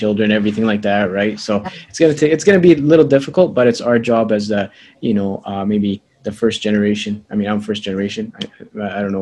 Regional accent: Edmonton, Alberta, Canada; I was born here in Edmonton, Alberta, Canada, but my parents are from Egypt

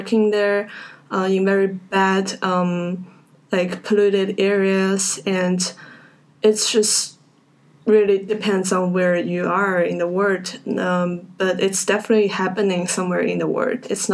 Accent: Shanghai, China; now in Vancouver, Canada; I grew up in Shanghai, China

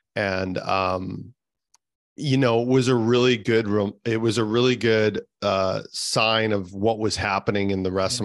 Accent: the center of Canada, central Canada, Canada; I'm from the center of Canada. Um, it's minus 30 here today.

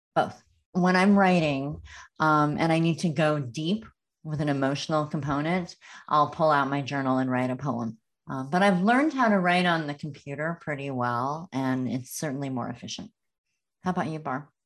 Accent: Northern California, United States; also born or lived in Los Angeles; I grew up in Northern California, and I remember when I moved to L

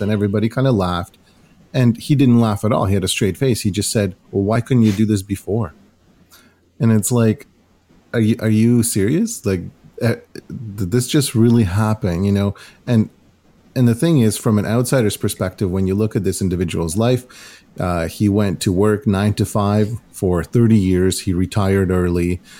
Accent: Ukraine; now in Canada; growing up in Ukraine

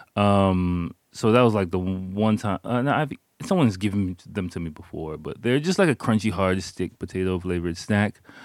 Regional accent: Washington, District of Columbia, United States; moved away as an adult; now in Japan; I'm from Washington, D C

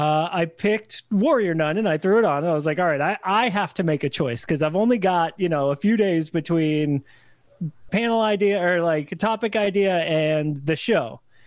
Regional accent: New England, United States; I grew up in New England. Like it's in my bones

